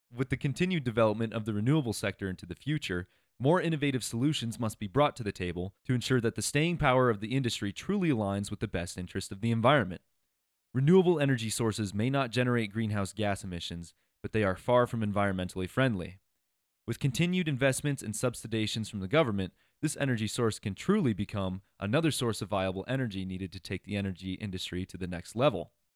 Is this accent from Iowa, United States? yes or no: yes; Iowa, United States; moved away as an adult; also born or lived in Colorado; I grew up in Iowa, and every time I would come out to Colorado for school